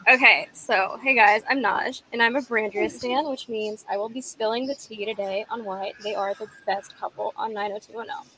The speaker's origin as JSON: {"language": "English", "region": "Virginia", "country": "United States", "said": "I'm from Virginia, and I'm 26"}